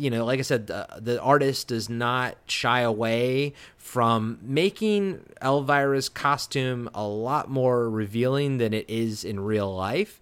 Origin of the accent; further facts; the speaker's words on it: Baltimore, Maryland, United States; Mister Baltimore himself, my hometown